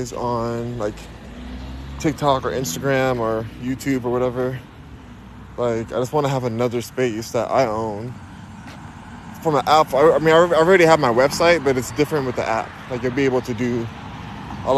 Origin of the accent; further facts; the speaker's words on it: Los Angeles, California, United States; now in Houston, United States; I'm from Los Angeles, California